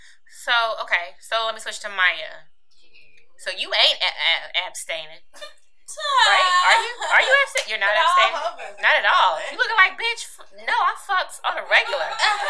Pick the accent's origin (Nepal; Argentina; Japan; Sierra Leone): Sierra Leone; I'm from Sierra Leone. But my mom and my sister and my little brother, they live in the UK.